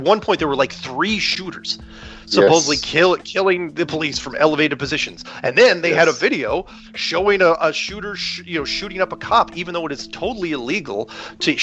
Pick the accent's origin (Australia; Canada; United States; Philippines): United States; I'm an American.